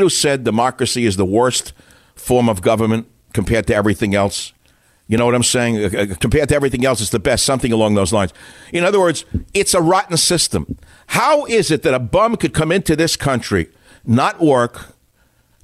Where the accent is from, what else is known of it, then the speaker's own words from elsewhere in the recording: New York City, New York, United States; moved away; I'm a New Yorker.